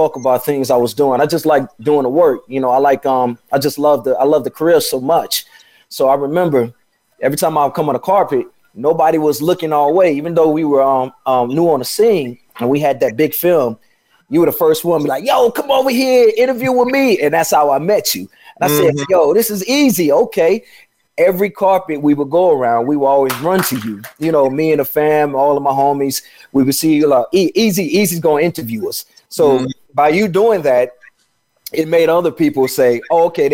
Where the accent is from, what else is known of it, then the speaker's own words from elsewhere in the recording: Chicago, Illinois, United States; moved away; also born or lived in Atlanta / Los Angeles; I'm from Chicago, and I was living in Atlanta